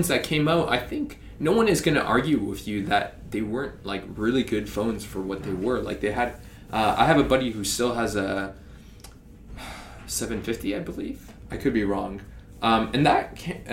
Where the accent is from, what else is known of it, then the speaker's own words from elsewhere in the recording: Canada; as a Canadian